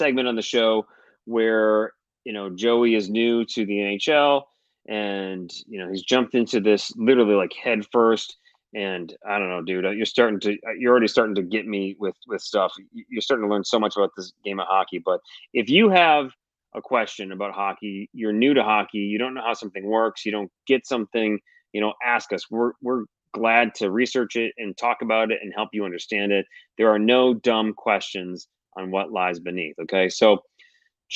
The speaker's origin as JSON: {"language": "English", "town": "Detroit", "region": "Michigan", "country": "United States", "tie": "born or raised there", "also_born_or_lived": "Cincinnati, Ohio", "moved": "yes", "said": "I grew up in Detroit. I grew up in Michigan."}